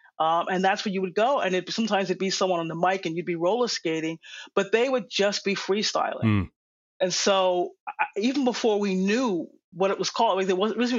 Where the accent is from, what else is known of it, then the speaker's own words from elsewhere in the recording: New York City, New York, United States; now in Boston, United States; a big part of growing up in Jackson Heights, at least for me, was Shea Stadium, where the Mets played. You know, I was about a mile away, so I could ride my bike there. It was like 2 or 3 train stops away.